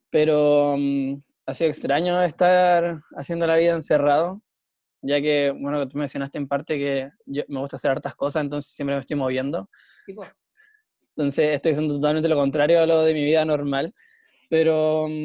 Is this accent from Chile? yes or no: yes; La Serena, Coquimbo, Chile; now in Coquimbo, Chile; Soy de La Serena, pero vivo en Coquimbo.